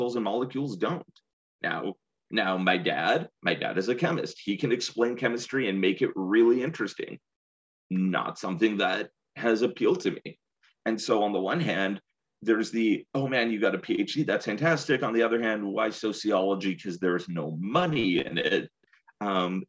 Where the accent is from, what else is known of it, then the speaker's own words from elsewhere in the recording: San Jose, California, United States; moved away as an adult; also born or lived in Seattle / Davis / Connecticut / Riverside; I grew up in the Bay Area. I grew up in San Jose